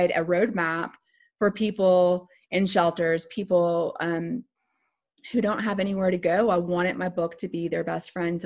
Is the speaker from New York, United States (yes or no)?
no; Lafayette, Louisiana, United States; I'm originally from Lafayette, Louisiana. And so that's Cajun country.